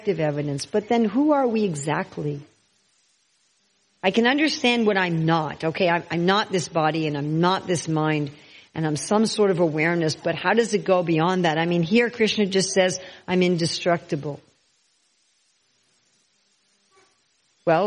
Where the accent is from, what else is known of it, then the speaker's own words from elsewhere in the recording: New York City, New York, United States; I was born in New York City, and I think, I'm a New Yorker